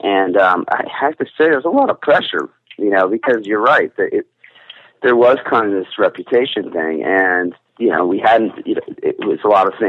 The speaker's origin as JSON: {"language": "English", "region": "New Jersey", "country": "United States", "tie": "born or raised there", "said": "I still live in the same neighborhood I was born in."}